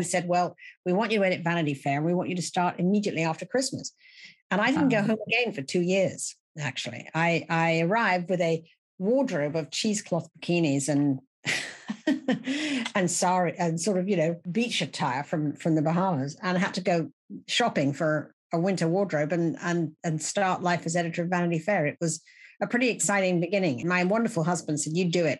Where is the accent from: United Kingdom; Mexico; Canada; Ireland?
United Kingdom; Little Marlow, South East England; moved away as an adult; also born or lived in Oxford; now in New York, United States; I was raised in the Thames Valley village in Buckinghamshire of Little Marlow